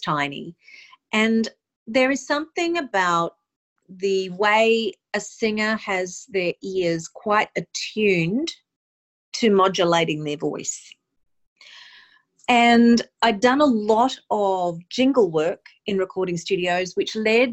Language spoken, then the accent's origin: English; Mackay, Queensland, Australia; moved away as an adult; now in New York City, United States; I am originally from Mackay in North Queensland in Australia, and in the year 2000, I moved to New York City